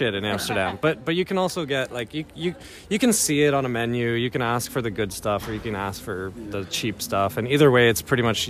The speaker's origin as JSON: {"language": "English", "town": "Toronto", "region": "Ontario", "country": "Canada", "said": "I'm from Toronto."}